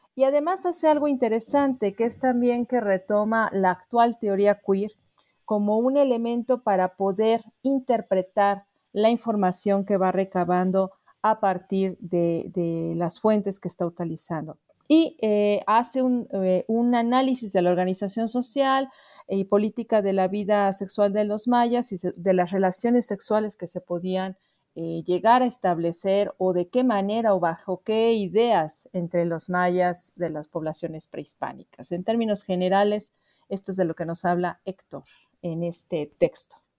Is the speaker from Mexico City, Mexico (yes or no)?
yes; Mexico City, Mexico; soy antropóloga originaria de la Ciudad de México